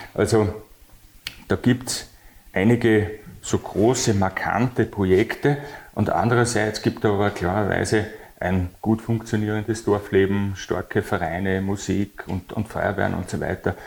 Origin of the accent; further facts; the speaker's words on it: Bad Mitterndorf, Styria, Austria; also born or lived in Bad Aussee / Graz / Brussels; geboren in Bad Aussee, aufgewachsen in Bad Mitterndorf, wo ich mich nach wie vor sehr wohl fühle